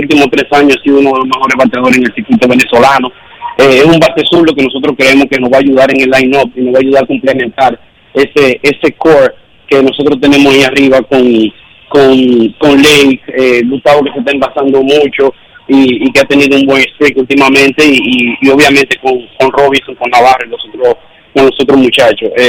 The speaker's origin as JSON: {"language": "Spanish", "country": "Dominican Republic"}